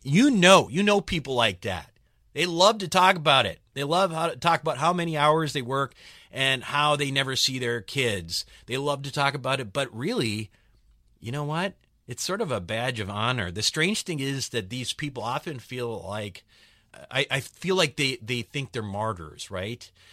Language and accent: English; Chicago, Illinois, United States; now in California, United States; I'm from Chicago. You know, I, I moved uh, moved to California from Chicago